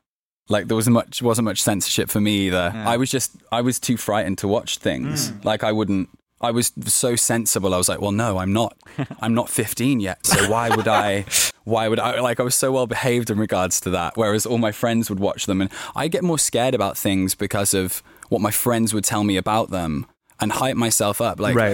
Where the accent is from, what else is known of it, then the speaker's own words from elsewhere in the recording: Birmingham, West Midlands, United Kingdom; I was from Birmingham, which is in the West Midlands of the UK, but where I grew up was kind of like a small town, basically.